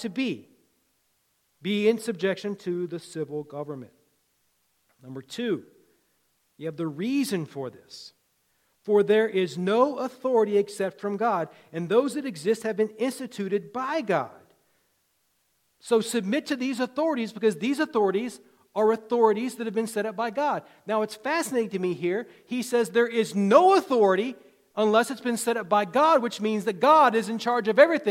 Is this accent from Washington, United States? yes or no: no; Virginia, United States; When I was a kid growing up in Virginia